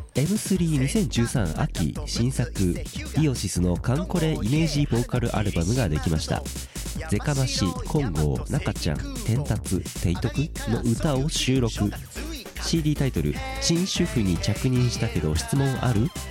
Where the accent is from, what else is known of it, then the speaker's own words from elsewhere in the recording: Ibaraki, Japan; moved away; 僕茨城だった